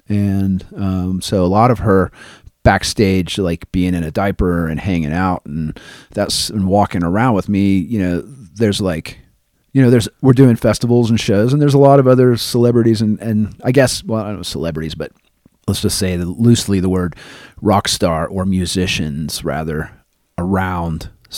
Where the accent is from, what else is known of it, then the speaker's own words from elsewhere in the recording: Los Angeles, California, United States; but growing up in Los Angeles for her, and even at that period in time for me, I spend a lot of time kind of in circles, music circles.